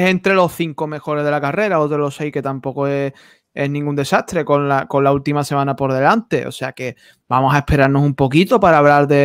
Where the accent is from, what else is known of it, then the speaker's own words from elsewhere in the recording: Andalusia, Spain; accent: Andalusian; mi acento de aquí de Andalucía